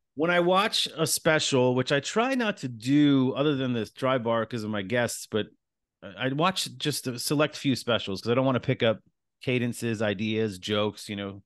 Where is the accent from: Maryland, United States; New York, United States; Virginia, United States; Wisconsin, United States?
New York, United States; East Islip; moved away; also born or lived in Queens, New York; I was born in Queens, raised in Long Island.